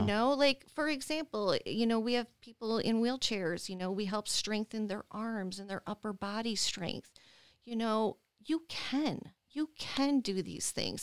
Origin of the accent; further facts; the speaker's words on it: Dearborn Heights, Michigan, United States; moved away as an adult; also born or lived in Las Vegas, Nevada; born and raised in Dearborn Heights, and, um, I left Michigan when I was twenty-five to move to Las Vegas, Nevada